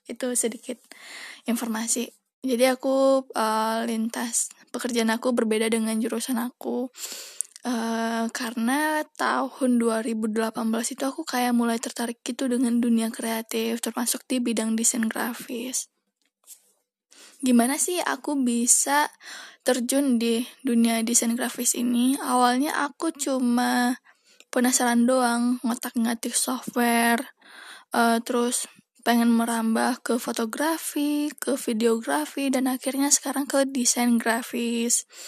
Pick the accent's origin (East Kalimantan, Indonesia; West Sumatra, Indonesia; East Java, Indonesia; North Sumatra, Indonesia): West Sumatra, Indonesia; Padang; now in Jakarta, Indonesia; aku itu berasal dari Padang, Sumatera Barat Dan sekarang aku lagi di Jakarta